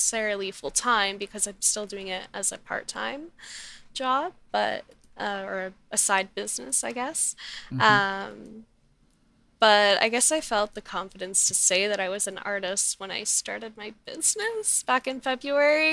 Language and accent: English; Middleton, Nova Scotia, Canada; moved away as an adult; now in Halifax, Canada; I grew up in Middleton in the Valley.